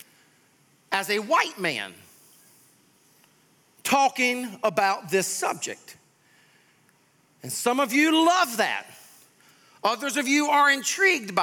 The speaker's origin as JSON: {"language": "English", "town": "Sumter", "region": "South Carolina", "country": "United States", "tie": "born or raised there", "said": "I grew up in Sumter, South Carolina."}